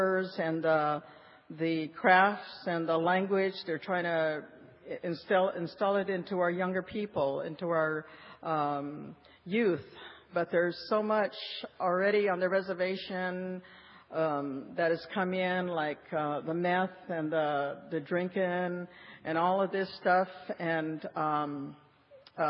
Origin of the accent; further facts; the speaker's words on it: Fallon, Nevada, United States; I'm Native American from Fallon, Nevada, so I'm one state over